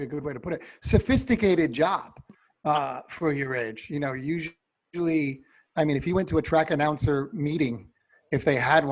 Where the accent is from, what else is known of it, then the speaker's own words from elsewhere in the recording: East Coast, United States; moved away; I'm from the East Coast.